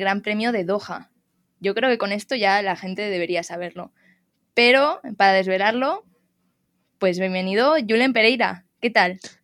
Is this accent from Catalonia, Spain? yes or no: no; Majadahonda, Community of Madrid, Spain; Yo soy de Majaonda, está ahí cerquita, cerquita